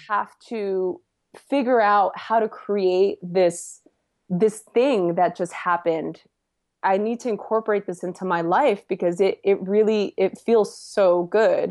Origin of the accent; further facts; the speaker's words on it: Los Angeles, California, United States; I'm from East L A originally, born and raised